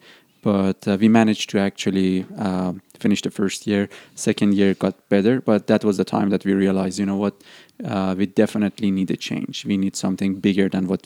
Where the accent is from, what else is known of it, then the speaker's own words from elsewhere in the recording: Qazvin, Qazvin Province, Iran; English is a second language; moved away as an adult; also born or lived in Dubai; now in Canada; I'm from a city called Qazvin, which is 100 kilometers away from the capital city of Tehran